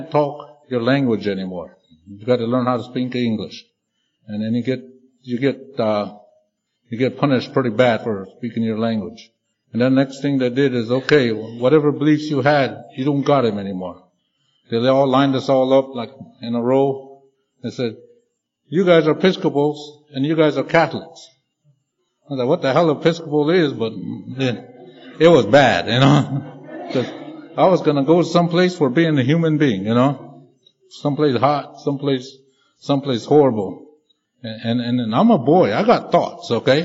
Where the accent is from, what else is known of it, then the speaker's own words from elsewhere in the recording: Pine Ridge, South Dakota, United States; now in Las Vegas, United States; I came from the Pine Ridge Indian Reservation. It's in the southwest corner of South Dakota. And growing up there